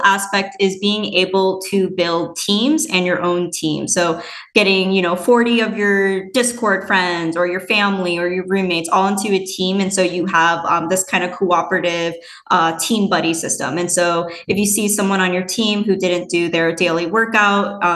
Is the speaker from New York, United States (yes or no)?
no; Minnesota, United States; moved away as an adult; also born or lived in Madison, Wisconsin / West Coast; I was born and raised in Minnesota